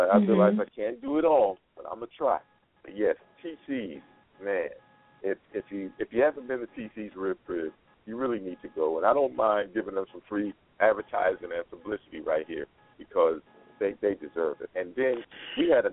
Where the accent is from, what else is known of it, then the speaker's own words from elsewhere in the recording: East Coast, United States; now in Las Vegas, United States; being from back east